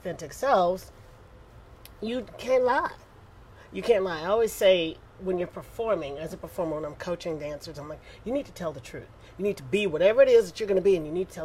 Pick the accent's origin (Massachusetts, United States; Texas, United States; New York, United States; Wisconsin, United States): Texas, United States; Houston; I'm from Houston, Texas